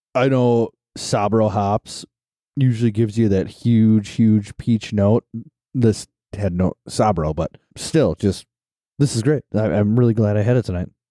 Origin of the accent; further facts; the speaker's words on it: Wisconsin, United States; we're from Wisconsin